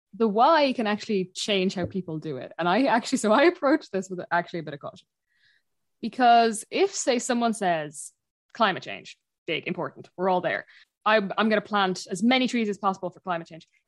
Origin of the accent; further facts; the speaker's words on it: Dublin, Leinster, Ireland; moved away as an adult; now in Achill Island, Ireland; I'm from Dublin originally. I'm, I'm from, uh, North Dublin, and I live out, um, in Ackle at the minute